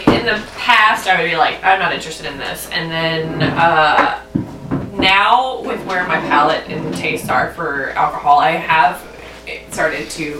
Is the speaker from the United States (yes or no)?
yes; the South, United States; I'm from the South.